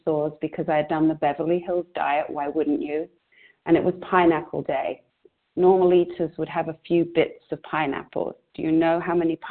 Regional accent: London, United Kingdom; now in United States; I grew up in England, in London, in Northwest London

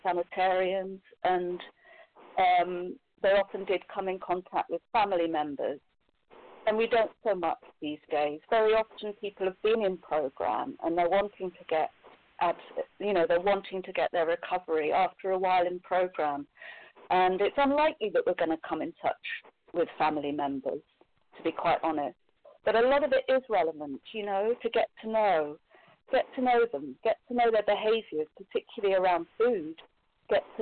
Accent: Scotland, United Kingdom; I'm from Scotland in the United Kingdom

